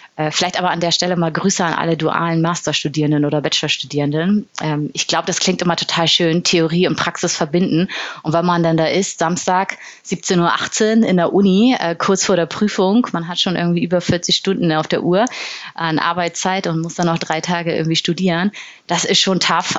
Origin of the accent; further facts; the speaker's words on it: Bremen, Germany; also born or lived in Berlin / Hamburg; now in Munich, Germany; Ich bin in Bremen geboren und nach Berlin und Hamburg jetzt in München wohnhaft.